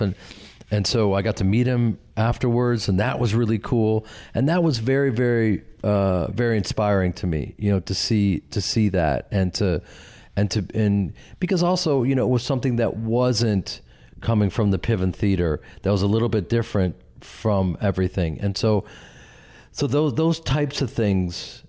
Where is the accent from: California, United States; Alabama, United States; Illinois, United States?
Illinois, United States; Chicago; moved away; I grew up with them in Chicago and started a theater company